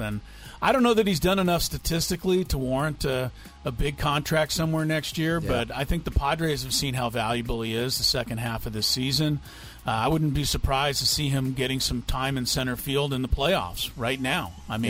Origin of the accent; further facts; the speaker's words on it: Los Angeles, California, United States; I grew up in Los Angeles.